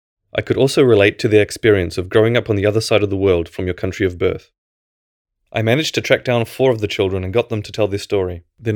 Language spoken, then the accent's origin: English; New Zealand; moved away as an adult; now in Poland; I was born in Poland, but when I was 2.5, my parents immigrated to New Zealand, so pretty much as far away as you could possibly get.